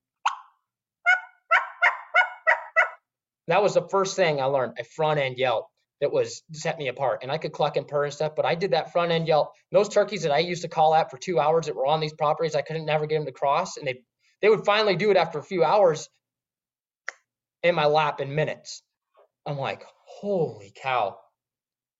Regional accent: West Coast, United States; we grew up on the West Coast, lots of primos

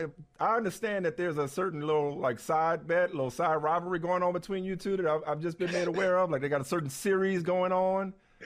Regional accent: New Orleans, Louisiana, United States; I'm from New Orleans

